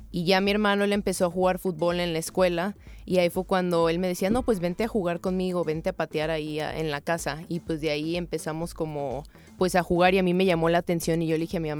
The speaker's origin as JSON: {"language": "Spanish", "town": "Tepic", "region": "Nayarit", "country": "Mexico", "tie": "born or raised there", "moved": "as an adult", "lives_now": "United States", "said": "originaria de Tepic Nayarit."}